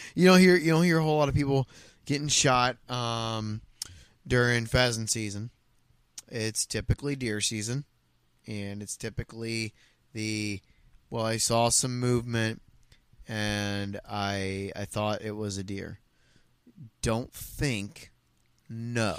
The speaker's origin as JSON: {"language": "English", "region": "Ohio", "country": "United States", "tie": "born or raised there", "said": "growing up in Ohio"}